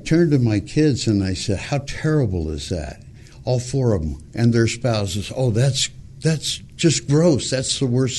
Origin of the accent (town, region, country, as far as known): Montebello, California, United States; born or raised there